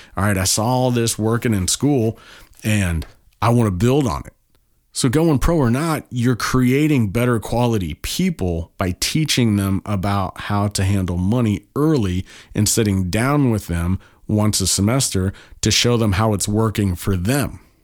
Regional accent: Kansas, United States; moved away; I'm from Kansas originally.

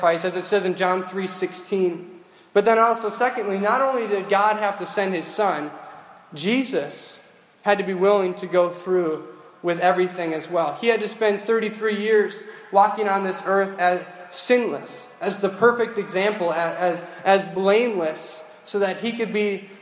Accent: Grand Rapids, Minnesota, United States; I was born and raised in Grand Rapids

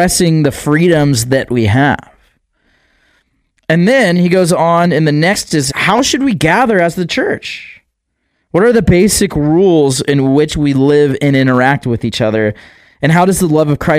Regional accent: United States; we grew up in America, and a lot of us did grow up in America

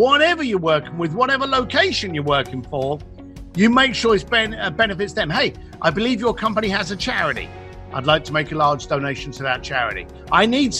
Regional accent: London, United Kingdom; I'm a guy from East London, left school at the age of 15, started working with my parents on the building site

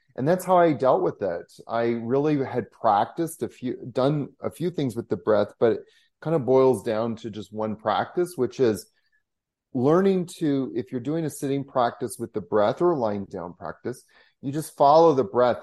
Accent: Canada; being a Canadian

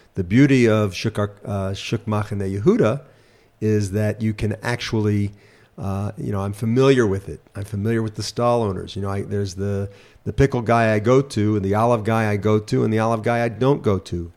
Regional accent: United States; moved away as an adult; also born or lived in Memphis, Tennessee; now in Israel; born in America, growing up in America

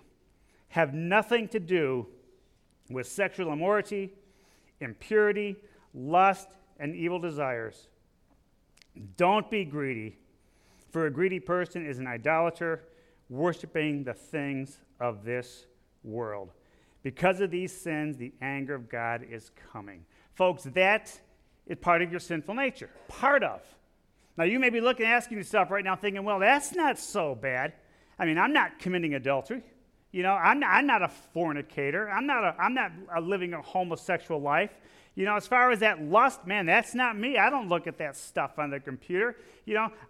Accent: Illinois, United States; I'm from Illinois

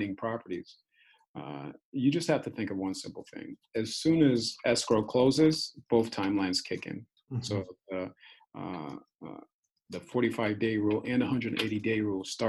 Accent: Hartford, Connecticut, United States; moved away as an adult; also born or lived in Brooklyn, New York; now in San Diego, United States; I'm from Hartford, Connecticut.

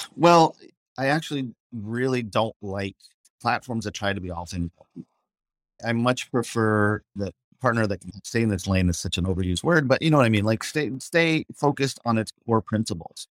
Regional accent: Scottsdale, Arizona, United States; also born or lived in New York; now in Los Angeles, United States; I grew up in Scottsdale

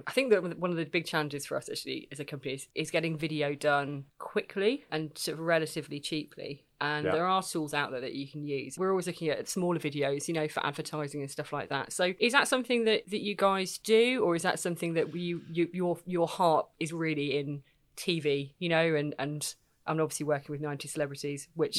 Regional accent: South East England, United Kingdom; It's sort of very, very Kent. But that's because I'm from Kent

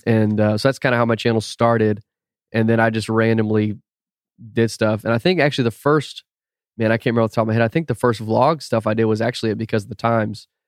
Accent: Austin, Texas, United States; also born or lived in St. Louis, Missouri; now in Houston, United States; grew up in Austin until I was, like, twenty years old. So, North Austin.

